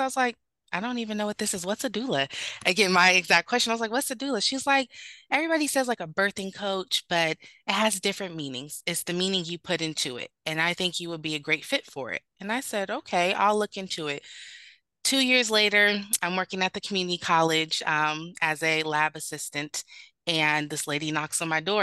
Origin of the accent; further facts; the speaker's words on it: Sacramento, California, United States; moved away as an adult; also born or lived in North Carolina; I am originally from Sacramento, California, where I'm currently based at.